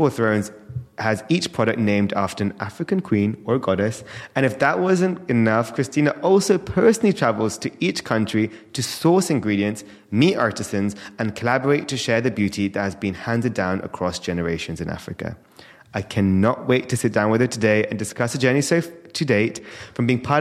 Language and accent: English; London, United Kingdom; born and raised in London, Indian parents